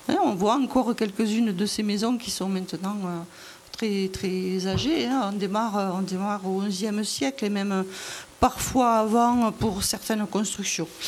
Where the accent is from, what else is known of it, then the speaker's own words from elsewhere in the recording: Monségur, Nouvelle-Aquitaine, France; Non, non, je ne suis pas originaire du d'Agenais, mais je suis originaire de Montségur, pas très loin d'ici.